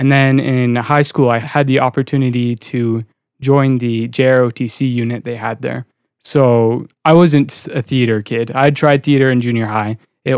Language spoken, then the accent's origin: English; Kentucky, United States; born there; I was born in Kentucky.